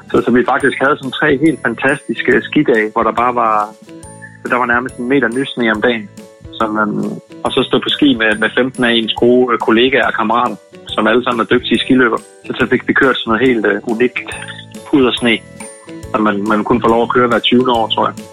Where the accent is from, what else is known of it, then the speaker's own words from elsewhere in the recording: Denmark; Og når det er vores sommer hjemme i Danmark